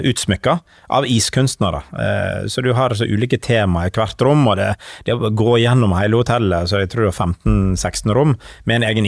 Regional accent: Western Norway, Norway; Selv om jeg er fra, fra Vestlandet, så jo da, Vestlandet er, er helt eventyrlig flott, altså.

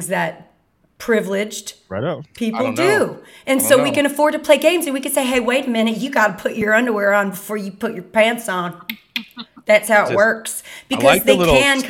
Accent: Texas, United States; I'm a Texan.

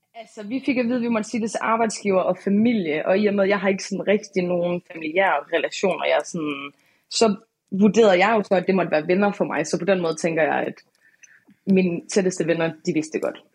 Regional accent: Aalborg, North Denmark Region, Denmark; jeg er fra Aalborg

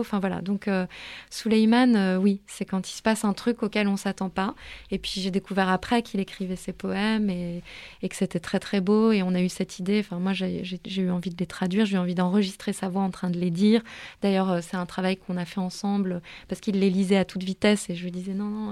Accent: Paris, Île-de-France, France; Je suis née, j'ai grandi à Paris, je suis très attachée à ma ville.

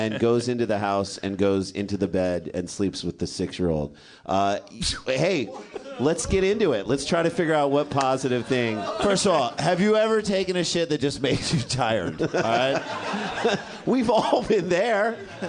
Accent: St. Louis, Missouri, United States; moved away; From St. Louis. All three of us.

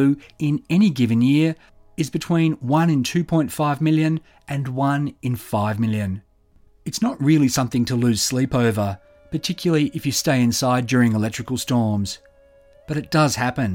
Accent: Sydney, New South Wales, Australia; I was born in Sydney, adopted when I was a few weeks old

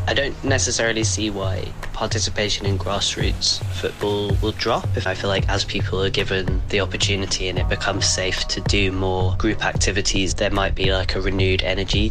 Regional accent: London, United Kingdom; also born or lived in Brent; I'm from London

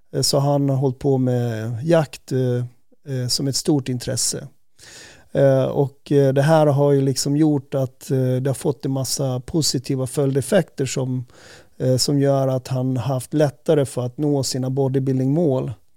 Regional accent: Säter, Dalarna County, Sweden; moved away; jag var ju uppvuxen i, i Säter

